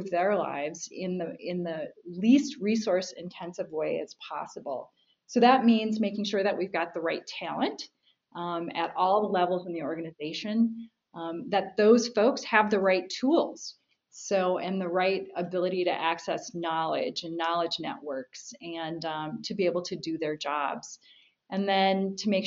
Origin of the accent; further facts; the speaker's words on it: Minnesota, United States; I grew up in Minnesota